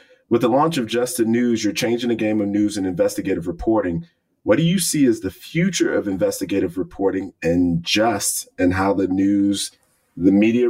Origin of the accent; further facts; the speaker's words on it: Illinois, United States; I'm from Illinois, one of the most corrupt places in the city of Chicago.